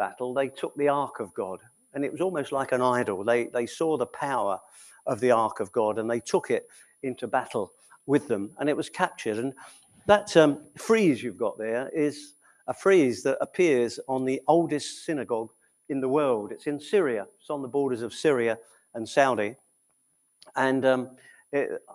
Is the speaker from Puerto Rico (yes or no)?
no; England, United Kingdom; being English